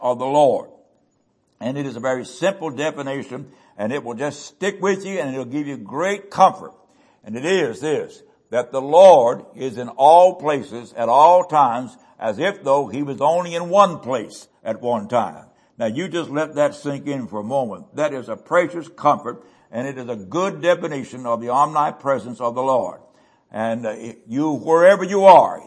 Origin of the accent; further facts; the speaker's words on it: West Virginia, United States; I was born in West Virginia on Pigeon Creek.